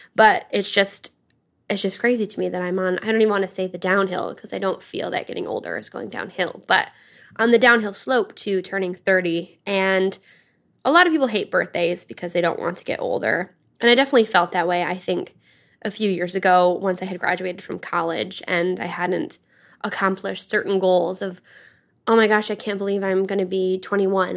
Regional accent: Dryden, Michigan, United States; moved away; born and grown up in a small town called Dryden

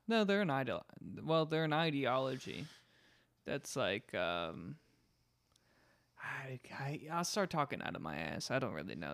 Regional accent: United States

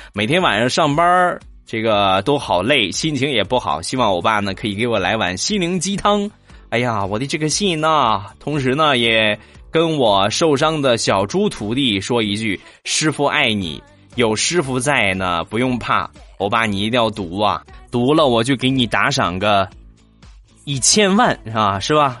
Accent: Shandong, China; 我都是山东人好几十年了

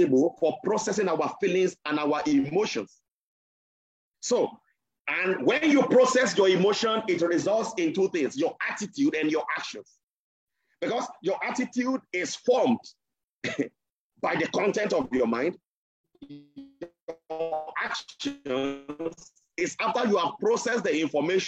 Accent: Nigeria; I am a Nigerian

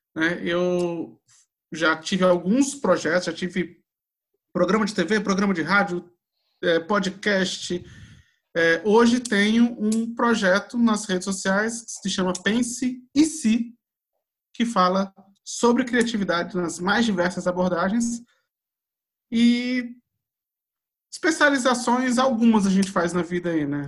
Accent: Brasília, Federal District, Brazil; Eu vivi, eu sou de Brasília, eu né, nasci aqui

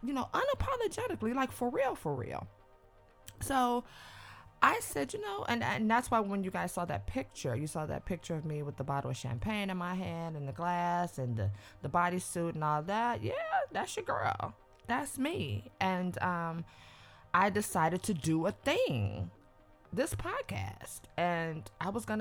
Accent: Cleveland, Ohio, United States; also born or lived in New York / New Jersey / Atlanta, Georgia; now in Los Angeles, United States; I'm from Cleveland, Ohio

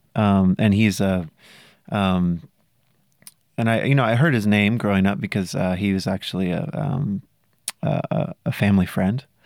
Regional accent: south of Mendocino, California, United States; south of there. Really small rural

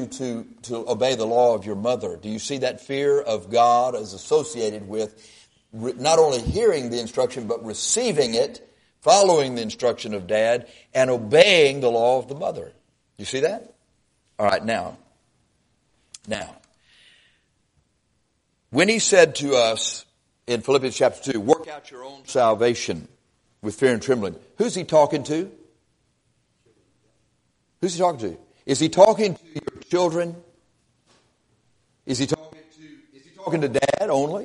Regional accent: Texas, United States; We're from Texas

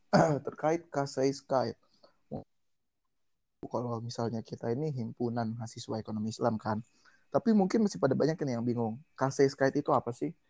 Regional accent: Tegal, Central Java, Indonesia; now in Bogor, Indonesia; asal gue dari kota Tegal aslinya tapi di sini gue ngekos di Budi Agung di belakang kampus

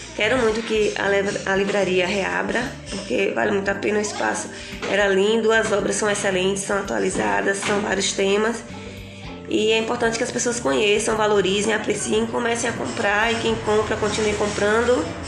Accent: Jacobina, Bahia, Brazil; sou jacobinense, eu nasci aqui em Jacobina, no hospital regional

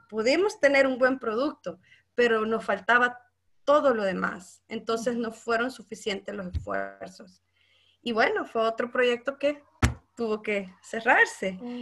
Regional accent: Santa Ana, El Salvador; yo soy de Santa Ana, eh, mi pueblo natal

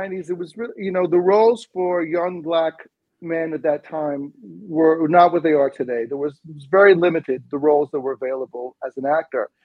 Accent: Bahamas; accent: British sort of accent; moved away as an adult; also born or lived in Evanston, Illinois, United States; now in United States; I was from the Bahamas, which is a British colony. So I had a much more of an accent and a more of a British sort of accent

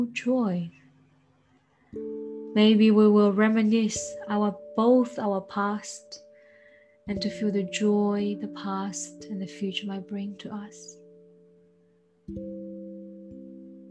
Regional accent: China; English is a second language; moved away as an adult; now in Australia; I came from China

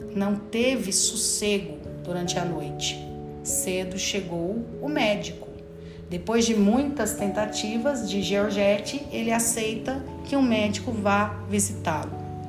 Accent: Brazil; como brasileiros que somos

